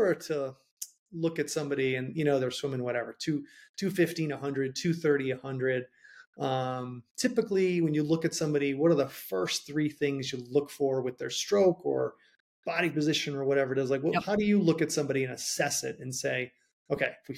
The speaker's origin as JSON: {"language": "English", "region": "Rhode Island", "country": "United States", "said": "I'm from Rhode Island and accents are really bad"}